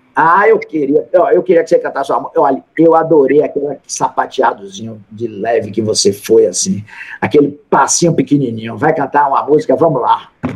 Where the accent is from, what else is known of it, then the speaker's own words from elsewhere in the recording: Salvador, Bahia, Brazil; Eu sou da Bahia, da terra da felicidade, de Salvador